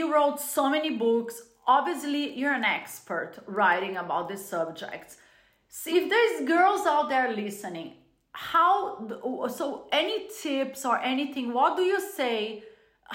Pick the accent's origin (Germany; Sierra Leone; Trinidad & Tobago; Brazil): Brazil; moved away; growing up in a Latin culture. I was born in Brazil